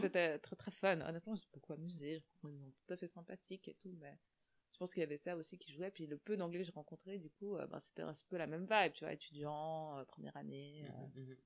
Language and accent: French; Switzerland; nous en tant que Suisses